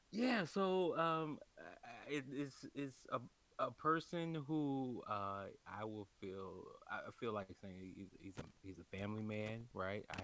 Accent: Chicago, Illinois, United States; born there; also born or lived in California / Kentucky; I was born in Chicago and um, and I, uh, you know uh, you know I was born on the South Side

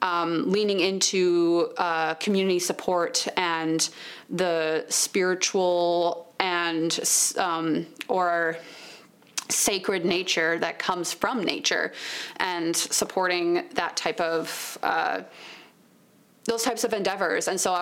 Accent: St. Paul, Minnesota, United States; I'm Minnesota born and raised. I grew up in St. Paul

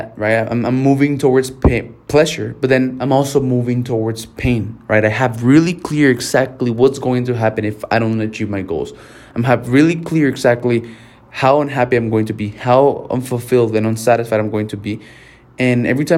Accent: Mexico; first language Spanish; English is a second language; I'm Mexican and, like, my first language was Spanish, and English has always been really hard for me.

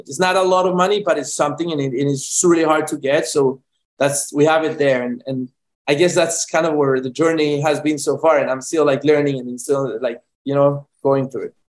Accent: Medellín, Antioquia, Colombia; moved away; I'm from Medellin, Colombia, born and raised

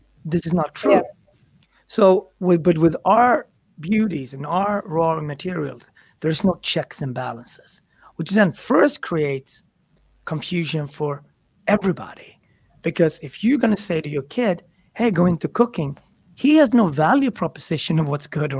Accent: Ethiopia; You specifically in Kenya, I'm from Ethiopia. We're both black.

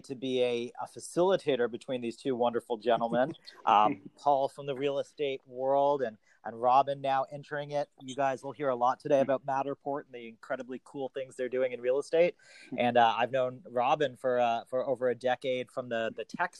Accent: Toronto, Ontario, Canada; also born or lived in Boston; I'm from Toronto originally, but I was living in Boston

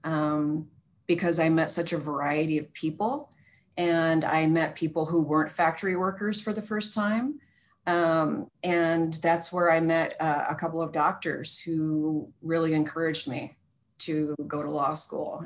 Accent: Flint, Michigan, United States; now in Portland, United States; I grew up in Flint, Michigan

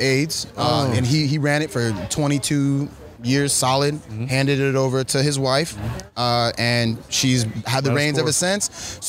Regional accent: Redwood City, California, United States; moved away as an adult; also born or lived in New York; I'm from Redwood City, born and raised.

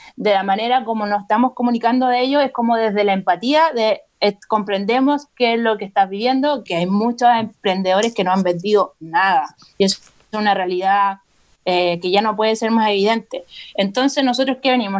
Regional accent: Rancagua, O'Higgins, Chile; moved away as an adult; now in Santiago, Chile; yo soy de Rancagua originalmente y me trasladé a Santiago por la universidad y me quedé radicada en Santiago

